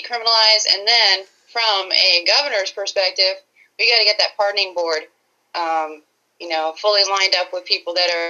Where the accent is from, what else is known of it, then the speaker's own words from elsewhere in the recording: Pennsylvania, United States; also born or lived in Spokane, Washington; So I've lived in Pennsylvania for most of my life. I was born in Spokane, Washington, but I've lived here most of my life